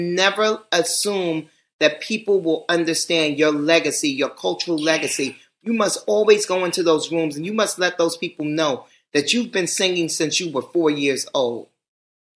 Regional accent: New York City, New York, United States; I am from Manhattan, but more importantly, I'm from Harlem.

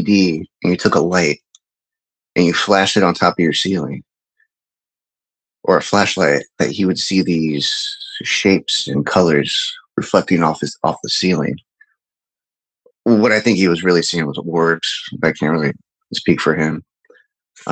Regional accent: Midwest, United States; I grew up in the Midwest.

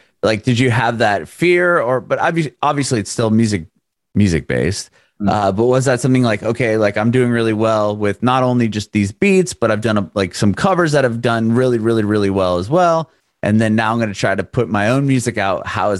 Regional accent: San Diego, California, United States; now in Nashville, United States; right now, I'm in Nashville. I'm originally from San Diego, but I'm in Nashville now

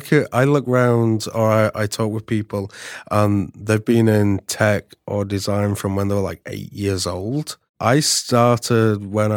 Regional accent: Yorkshire and the Humber, United Kingdom; So I'm from the UK. Mm-hmm. 4 hours north from London. It's not London. Don't say it's London. It's hours north.

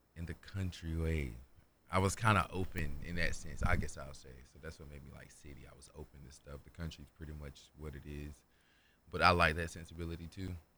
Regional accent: Kinston, North Carolina, United States; moved away as an adult; now in Raleigh, United States; I'm from Kingston, North Carolina

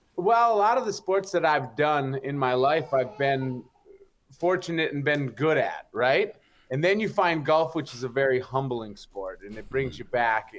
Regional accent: Upper Peninsula, Michigan, United States; I'm from the Upper Peninsula, Michigan

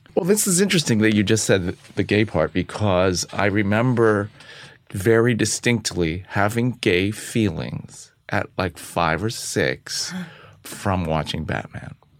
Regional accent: San Francisco, California, United States; moved away as an adult; also born or lived in Los Angeles / New York; I'm from San Francisco

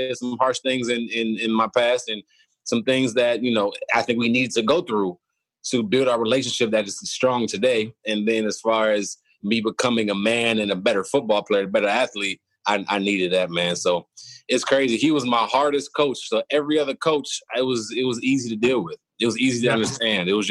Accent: Cleveland, Ohio, United States; moved away as an adult; also born or lived in Kent, Ohio; now in Houston, United States; Born and raised in Cleveland, and my dad was my high school coach

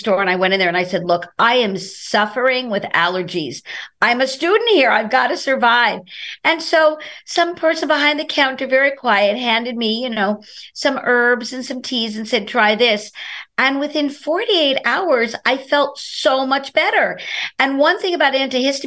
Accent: New York City, New York, United States; I'm from Brooklyn, New York

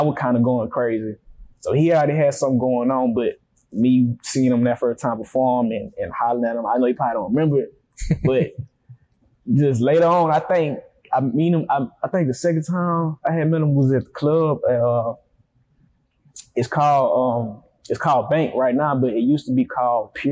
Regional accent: Grand Bay, Alabama, United States; moved away as an adult; also born or lived in Mobile, Alabama; now in Atlanta, United States; I was born in Grand Bay, but I moved to Mobile, like, about 10 years ago.

